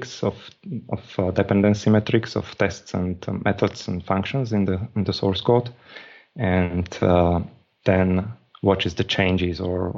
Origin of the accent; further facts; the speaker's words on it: Slovakia; I'm from Slovakia, and I'm in Slovakia